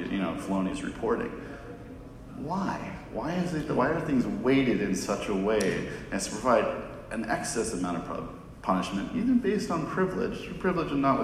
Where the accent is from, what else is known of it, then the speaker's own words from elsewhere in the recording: Southern California, United States; now in Massachusetts, United States; I'm actually from Southern California, but I live in Mass